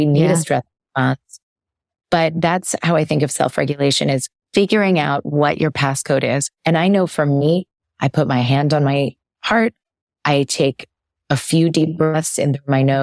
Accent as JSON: {"language": "English", "town": "New York City", "region": "New York", "country": "United States", "tie": "born or raised there", "moved": "as an adult", "lives_now": "California, United States", "said": "I moved to California over the pandemic and I lived in New York City before that, and I grew up in New York City"}